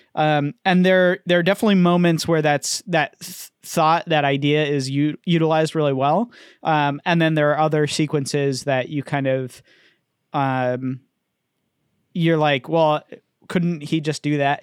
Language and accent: English; United States; I'm an American